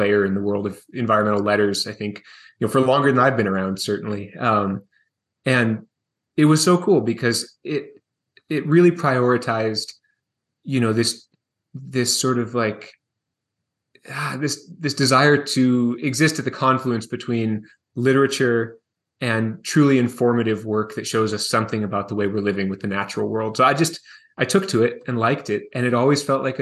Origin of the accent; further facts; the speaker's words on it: Seattle, Washington, United States; moved away as an adult; now in Montana, United States; I was born and raised in Seattle, Washington